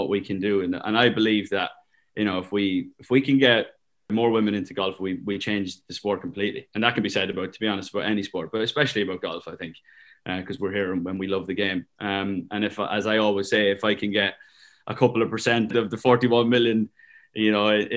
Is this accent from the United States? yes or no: no; Ireland; Being Irish was a big part of it.